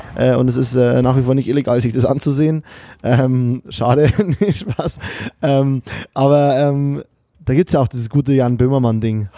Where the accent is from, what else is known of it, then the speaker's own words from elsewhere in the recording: Germany; bei uns in Deutschland